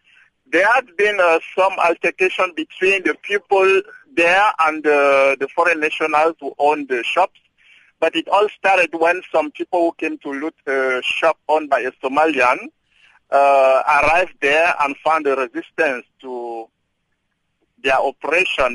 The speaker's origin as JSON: {"language": "English", "country": "Cameroon", "moved": "as an adult", "lives_now": "South Africa", "said": "I'm from Cameroon."}